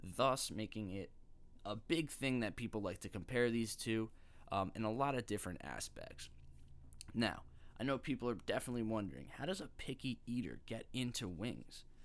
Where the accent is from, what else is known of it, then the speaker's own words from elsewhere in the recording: Long Island, New York, United States; moved away as an adult; now in New Jersey, United States; I currently live in New Jersey, right around my campus. But I wasn't always from here. In fact, I'm from Long Island, and that's where my picky days really started